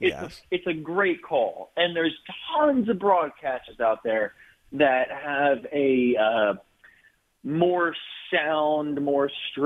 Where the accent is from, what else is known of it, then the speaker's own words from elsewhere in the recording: New Jersey, United States; moved away as an adult; now in Kentucky, United States; So I'm calling from Kentucky. I've moved from New Jersey. I've lived in New Jersey all my life.